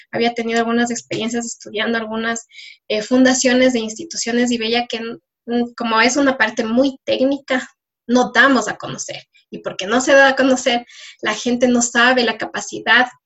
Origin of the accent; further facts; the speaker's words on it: Ecuador; soy, soy de Ecuador, pero no me conocen todavía y hay mucho por decir.